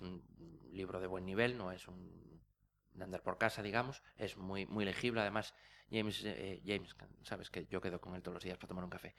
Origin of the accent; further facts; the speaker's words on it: Asturias, Spain; yo soy asturiano